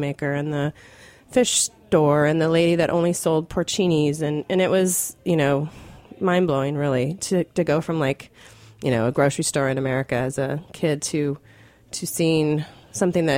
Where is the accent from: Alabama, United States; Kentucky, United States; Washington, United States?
Washington, United States; Woodinville; I grew up in Woodinville, which is the east side of what we call the east side of Seattle